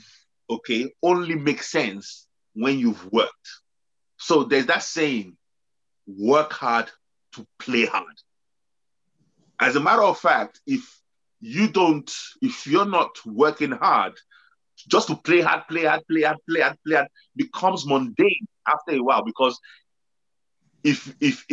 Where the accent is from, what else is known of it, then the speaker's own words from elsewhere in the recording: Nigeria; we come from Nigeria